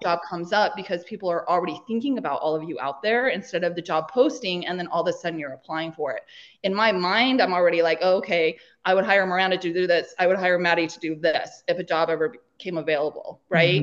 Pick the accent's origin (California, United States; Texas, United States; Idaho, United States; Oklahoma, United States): Idaho, United States; moved away as an adult; also born or lived in Los Angeles; I am from small town Idaho. One stoplight, four thousand people